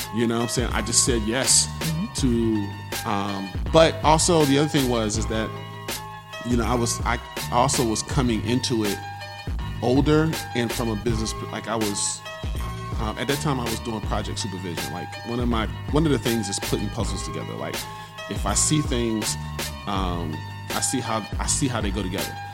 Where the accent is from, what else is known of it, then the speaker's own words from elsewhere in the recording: Raleigh, North Carolina, United States; I'm from Raleigh.